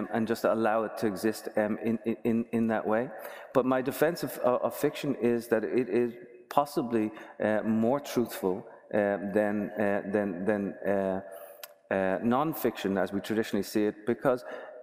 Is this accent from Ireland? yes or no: yes; Dublin, Leinster, Ireland; now in United States; I was growing up in Dublin